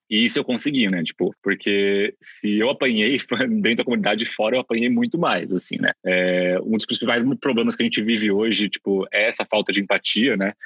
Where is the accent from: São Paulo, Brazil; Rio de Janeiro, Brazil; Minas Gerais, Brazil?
São Paulo, Brazil; Bauru; Eu sou de Bauru, do interior de São Paulo